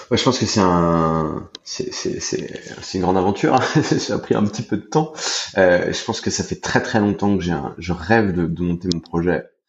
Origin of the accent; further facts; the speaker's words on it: France; moved away as an adult; also born or lived in Spain; now in Thailand; je suis français. ça fait à peu près une dizaine d'années que je suis expatrié.